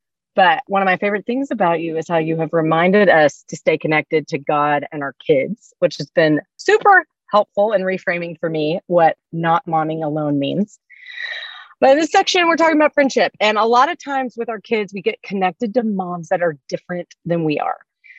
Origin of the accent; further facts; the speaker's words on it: Louisiana, United States; I'm from Louisiana.